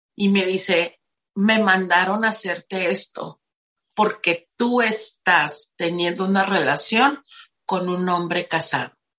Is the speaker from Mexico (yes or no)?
yes; Tijuana, Baja California, Mexico; now in Playas de Rosarito, Mexico; Crecí en Tijuana, soy de Tijuana, actualmente vivo en Playas de Rosarito.